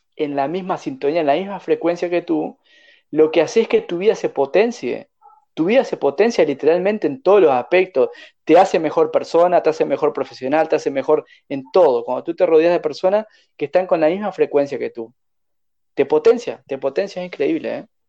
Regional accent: Uruguay; moved away as an adult; also born or lived in Chile; pensaban que yo era uruguayo, soy uruguayo

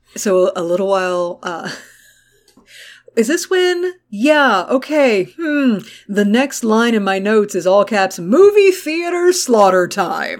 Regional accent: United States

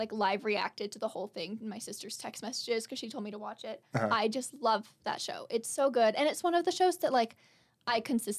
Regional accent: Albuquerque, New Mexico, United States; it films in Albuquerque, which is my hometown.

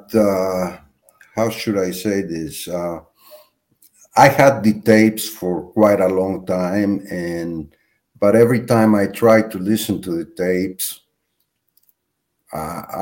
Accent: Mexico; my father was very much against talking about the Holocaust when I was growing up in Mexico.

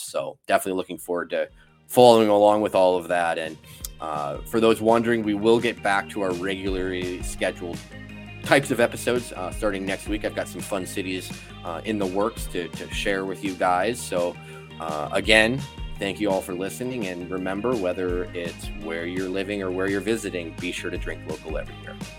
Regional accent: Wisconsin, United States; I am obviously from Wisconsin

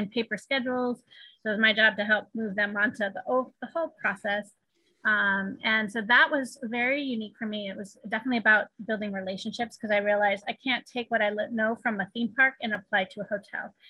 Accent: East Coast, United States; also born or lived in California; now in Shanghai, China; I grew up on the East Coast

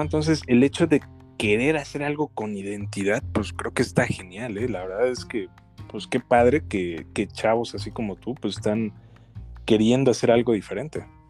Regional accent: Mexico; como mexicanos

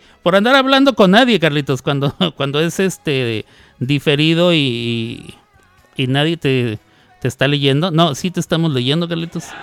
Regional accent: Mexico; accent: Mexican; Ahí me dirán si tengo acento de mexicano o no tengo acento de mexicano. Hay mucha gente que dice que sí, otra gente dice que no. Otra gente dice que a veces. La gente de México me dice, ay, tú ya no, ay, tú ya no hablas como mexicano.

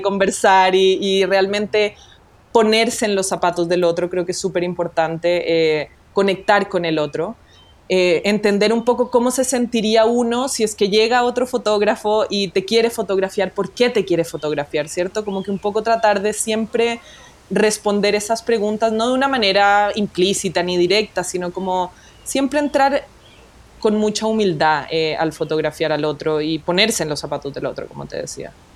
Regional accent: Colombia; now in Chile; yo nací en Colombia, soy nacida y criada en Colombia

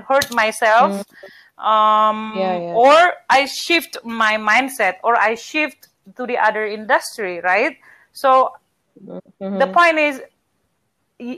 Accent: Medan, North Sumatra, Indonesia; accent: Batak; English is a second language; I'm from Medan

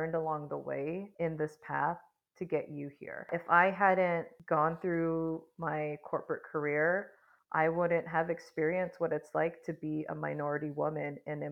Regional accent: United States; as Filipinas, Filipino Americans, there's this family and societal role that we've been given

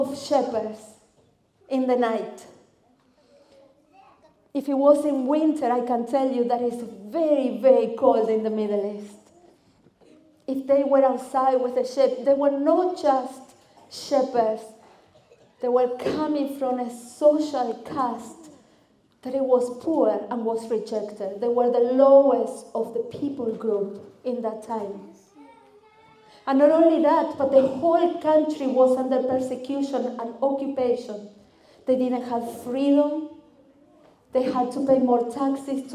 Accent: Argentina; English is a second language; moved away as an adult; now in Cardiff, United Kingdom; I am originally from Argentina. That's why my accent sounds a little bit different.

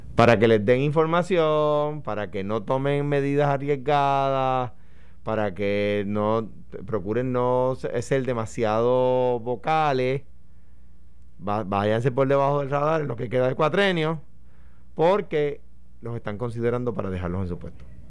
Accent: Puerto Rico; me hago como puertorriqueño

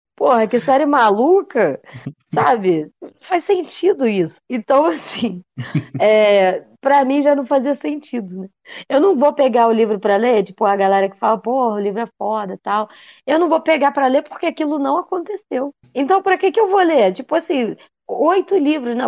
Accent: Brazil; eu sou brasileira

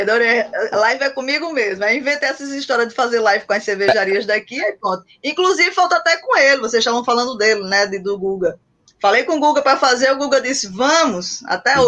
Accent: Paraíba, Brazil; somos aqui da Paraíba

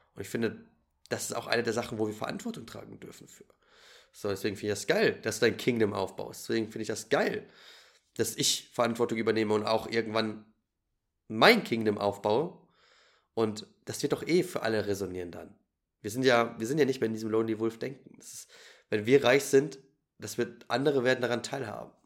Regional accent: Germany; ich bin natürlich als Deutscher in Deutschland geboren

